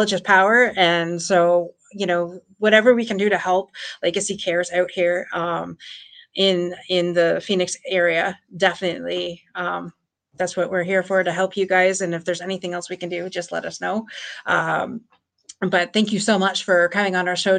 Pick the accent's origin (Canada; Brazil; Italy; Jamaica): Canada; Windsor, Ontario; I'm from Windsor, Ontario